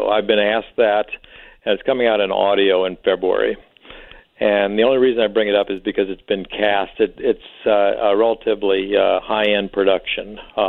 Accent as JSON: {"language": "English", "town": "St. Charles", "region": "Missouri", "country": "United States", "tie": "born or raised there", "said": "That's my hometown, St. Charles."}